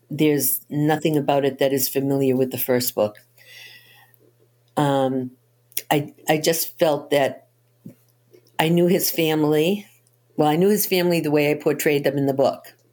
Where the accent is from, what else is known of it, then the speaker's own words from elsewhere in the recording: Boston, Massachusetts, United States; Yes, I'm from Boston.